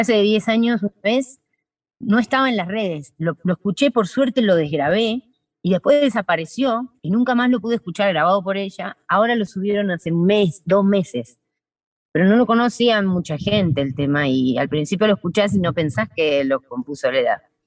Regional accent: Buenos Aires, Argentina; moved away as an adult; now in Salta, Argentina; yo nací en la ciudad, soy de Buenos Aires

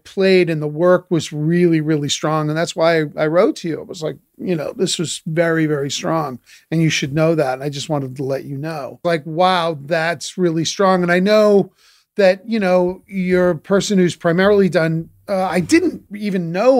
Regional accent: New England, United States; listen, I'm from New England. I'm a practical mind.

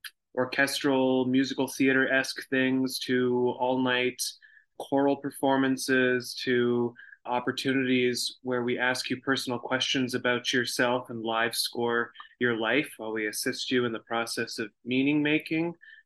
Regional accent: Toronto, Ontario, Canada; So I grew up in Toronto. I've taken a few little departures here and there and lived in other parts of the world, but mostly I've been based in Toronto my entire life.

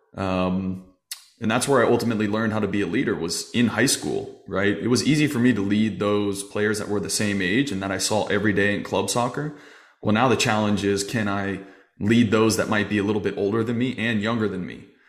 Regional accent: Arizona, United States; growing up in Arizona, we had a small league

